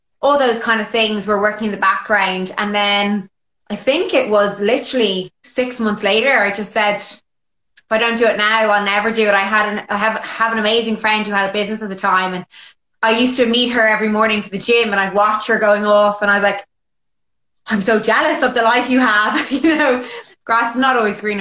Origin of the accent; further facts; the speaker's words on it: Ireland; moved away as an adult; also born or lived in London, United Kingdom; when I moved back to Ireland from England, I moved home with my parents